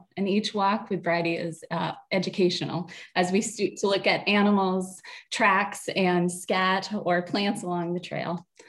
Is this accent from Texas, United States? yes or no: no; Maine, United States; also born or lived in New Hampshire; I live in Maine, and I am from Maine, grew up also in New Hampshire